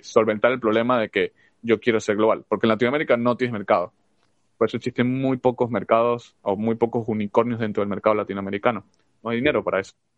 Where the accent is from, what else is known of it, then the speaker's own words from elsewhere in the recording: Venezuela; now in United States; nosotros somos de Venezuela